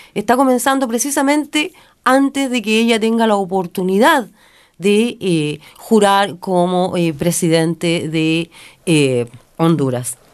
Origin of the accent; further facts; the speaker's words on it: Chile; soy chilena, sino que también soy latinoamericana